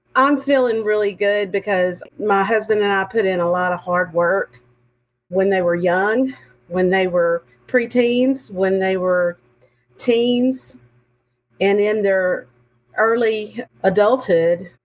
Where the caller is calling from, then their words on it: Montgomery, Texas, United States; I'm calling in from Montgomery, Texas. I'm sure you can hear the accent.